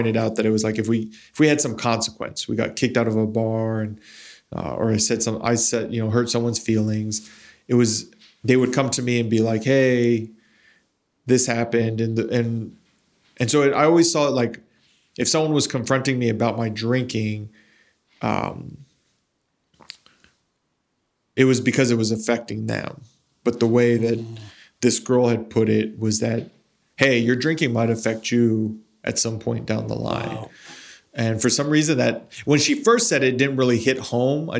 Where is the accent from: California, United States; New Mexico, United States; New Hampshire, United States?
New Mexico, United States; Las Cruces; moved away as an adult; when I was growing up in Las Cruces